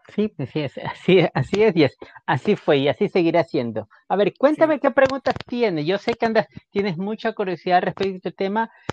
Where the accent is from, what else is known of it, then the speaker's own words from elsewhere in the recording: Guayaquil, Guayas, Ecuador; moved away as an adult; creciendo en Guayaquil en esos tiempos